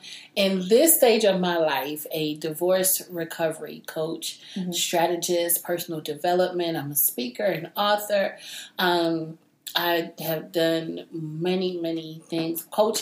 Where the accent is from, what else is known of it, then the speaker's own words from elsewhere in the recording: New York City, New York, United States; also born or lived in Brooklyn, New York; now in Atlanta, United States; I'm originally from New York